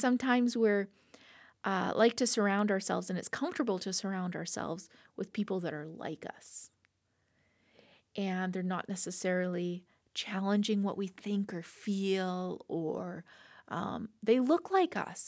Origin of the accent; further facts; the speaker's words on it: Lethbridge, Alberta, Canada; also born or lived in Slave Lake; born and raised in Lethbridge